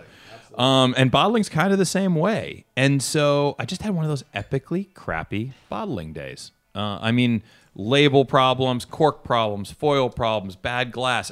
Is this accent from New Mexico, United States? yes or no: no; Bay Area, California, United States; I'm from the Bay Area